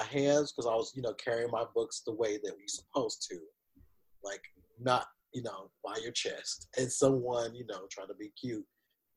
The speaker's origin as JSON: {"language": "English", "region": "the South", "country": "United States", "said": "I'm from the South."}